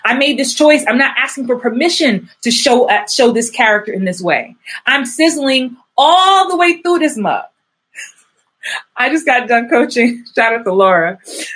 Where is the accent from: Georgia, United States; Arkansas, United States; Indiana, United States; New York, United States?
New York, United States; I guess I'm from New York